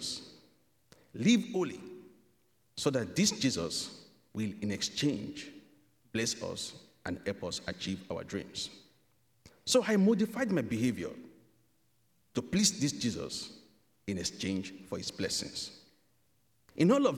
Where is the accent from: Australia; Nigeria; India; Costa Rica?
Nigeria; moved away as an adult; now in Canada; I am from Nigeria.